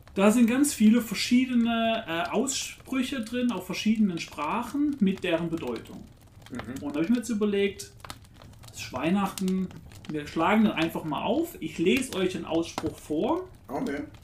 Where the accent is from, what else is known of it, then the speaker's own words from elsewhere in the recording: a village near Karlsruhe, Baden-Württemberg, Germany; ich bin ja auch im Dorf aufgewachsen. Und ich habe aber immer den, den, Bezug nach Karlsruhe gehabt